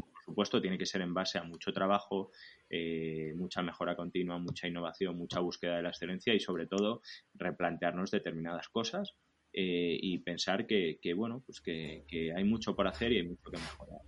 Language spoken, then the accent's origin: Spanish; Nieva, Castile and León, Spain; participo en el Ayuntamiento de Nieva de mi pueblo como, como teniente alcalde